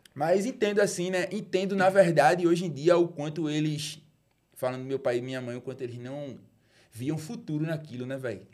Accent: Recife, Pernambuco, Brazil; also born or lived in Juazeiro do Norte, Ceará; Eu fui feito no Recife, nasci no Juazeiro e voltei pra morar no Recife

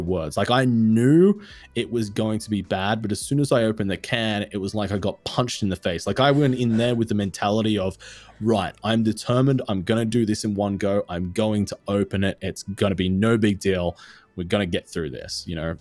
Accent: Australia; I am Australian

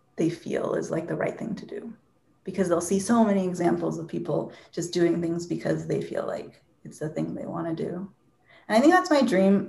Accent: Seattle, Washington, United States; also born or lived in Bellevue, Washington; I grew up in Seattle or Bellevue, Washington, went to school in Seattle.

